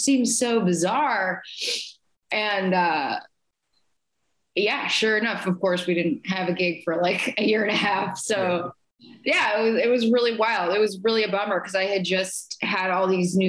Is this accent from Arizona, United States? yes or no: yes; Phoenix, Arizona, United States; I grew up in a really musical household, growing up in Phoenix, Arizona, in the desert suburbs area